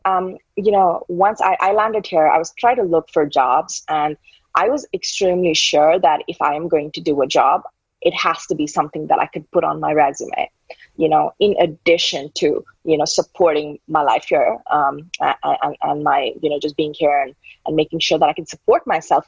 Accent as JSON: {"language": "English", "country": "India", "tie": "born or raised there", "said": "I've been brought up brought up in a typical Indian household."}